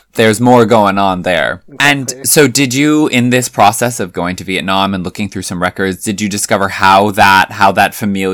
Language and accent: English; California, United States; I grew up in a part of California where most people were Asian.